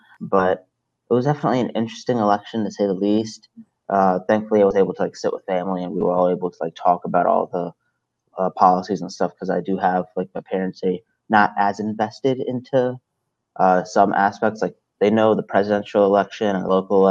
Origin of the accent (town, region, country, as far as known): Salisbury, Maryland, United States; born or raised there; also born or lived in Brooklyn, New York